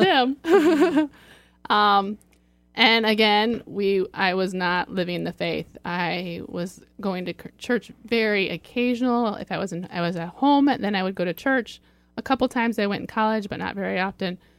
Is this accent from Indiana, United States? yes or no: yes; Fort Wayne, Indiana, United States; moved away as an adult; now in Sylvania, United States; I'm from Fort Wayne, and we moved to Sylvania